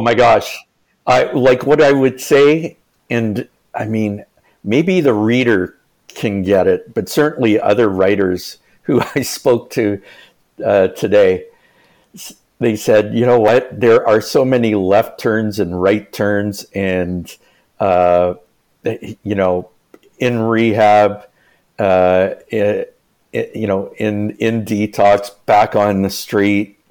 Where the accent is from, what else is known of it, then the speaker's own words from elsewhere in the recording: the East, Eastern Canada, Canada; I'm from the East